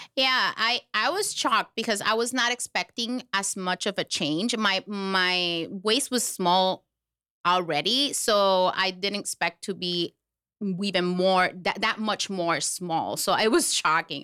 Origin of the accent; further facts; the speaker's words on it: Puerto Rico; now in Florida, United States; I am from Puerto Rico. but I live here in Florida